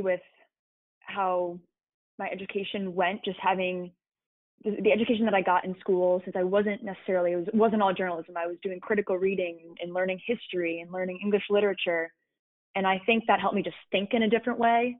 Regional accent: Connecticut, United States; growing up in Connecticut

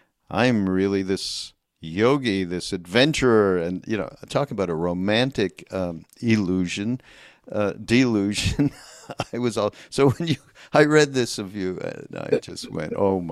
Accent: Canada; I'm from Canada, so you have to understand we are a different breed

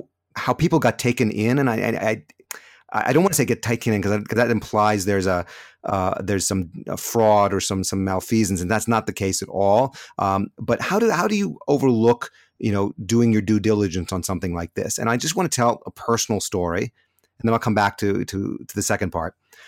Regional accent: California, United States; moved away as an adult; now in Jerusalem, Israel; the car that we bought when we immigrated to Israel back in 1995. We came from California, been in Jerusalem ever since.

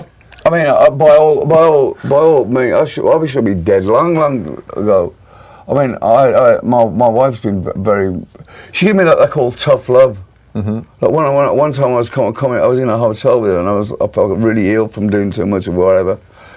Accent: Birmingham, West Midlands, United Kingdom; And there's a lot of interesting things come out of my hometown, Birmingham.

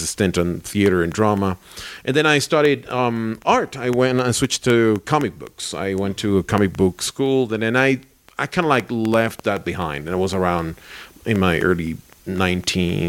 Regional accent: Caracas, Capital District, Venezuela; moved away as an adult; also born or lived in Barquisimeto, Venezuela; now in Colombia; I went to Caracas, which is my hometown, is our capital in Caracas.

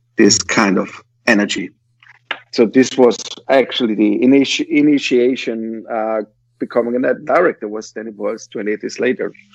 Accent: Vienna, Austria; English is a second language; I am from Vienna

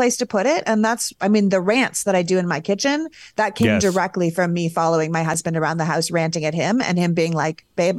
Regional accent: Canada; As a Canadian

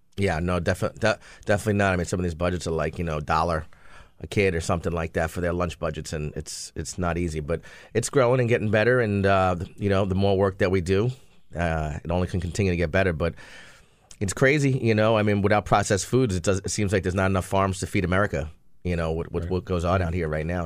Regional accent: New Jersey, United States; moved away; I was from New Jersey

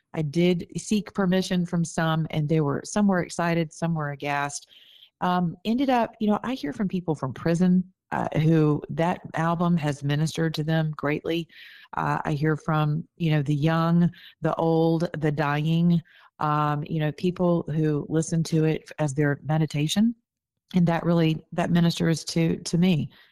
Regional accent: the South, United States; I'm from the South

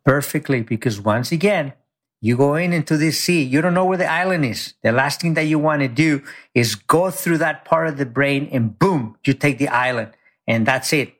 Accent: Mexico; now in United States; I grew up very poor in Mexico. I came to this country, you know, undocumented

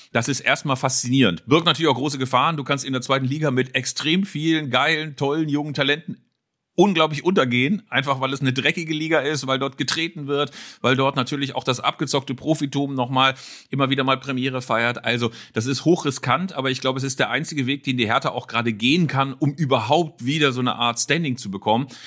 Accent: Bielefeld, North Rhine-Westphalia, Germany; Und selbst als Bielefelder, der jetzt möglicherweise aus historisch traditioneller Sicht äh, immer eine kleine Feindschaft mit dem VfL gepflegt hat

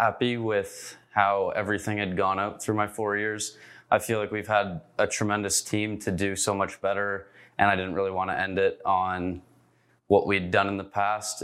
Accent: Mono, Ontario, Canada; moved away as an adult; now in Ypsilanti, United States; I'm a fifth year here at Eastern, and I'm from Mono, Ontario.

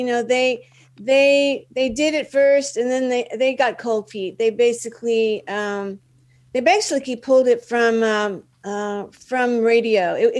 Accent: Dallas, Texas, United States; moved away as an adult; now in Los Angeles, United States; Yeah, I'm from Dallas.

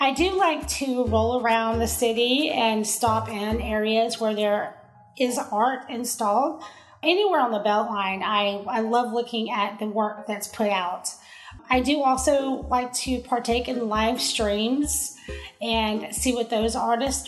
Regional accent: Marietta, Georgia, United States; now in Atlanta, United States; I actually moved into Atlanta to go to grad school, but I was raised in Marietta.

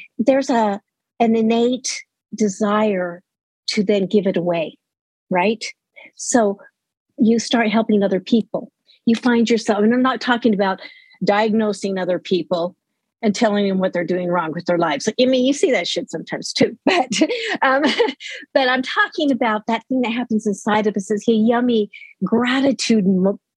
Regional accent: Utah, United States; moved away as an adult; also born or lived in Laramie, Wyoming; now in Los Lunas, United States; I lived in Utah most of my life

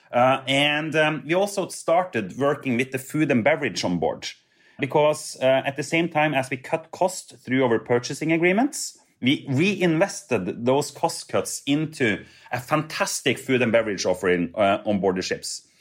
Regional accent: Trondheim, Trøndelag, Norway; I grew up with Hurtigruten uh, in my hometown of Trondheim

